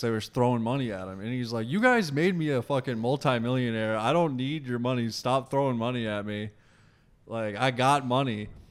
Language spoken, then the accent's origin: English; Massachusetts, United States; We're all from Massachusetts